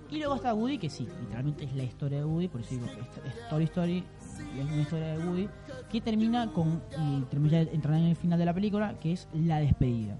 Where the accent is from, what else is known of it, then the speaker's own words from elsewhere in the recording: Venezuela; Yo soy venezolano, no tengo nada que ver con Argentina